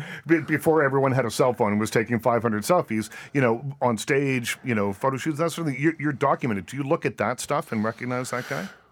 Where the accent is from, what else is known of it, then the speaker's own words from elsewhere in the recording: Nova Scotia, Canada; moved away; I grew up in Nova Scotia